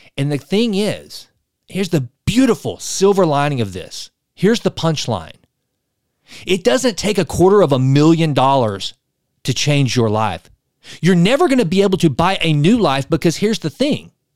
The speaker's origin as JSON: {"language": "English", "region": "East Texas", "country": "United States", "said": "I'm from East Texas. We know oil."}